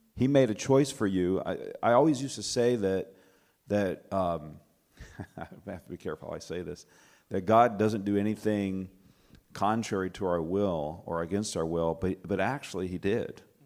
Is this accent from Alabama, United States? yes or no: yes; Alabama, United States; now in Michigan, United States; I'm from Michigan. I grew up in Alabama, though, just about an hour and a half south of here